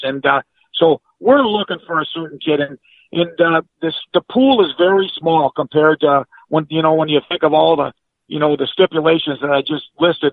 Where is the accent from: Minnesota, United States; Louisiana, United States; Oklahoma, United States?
Minnesota, United States; Coleraine; born or raised there; moved away